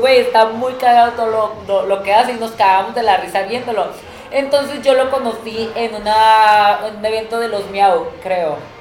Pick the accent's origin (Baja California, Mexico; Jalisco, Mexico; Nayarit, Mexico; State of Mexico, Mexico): Baja California, Mexico; Tijuana; yo porque soy de Tijuana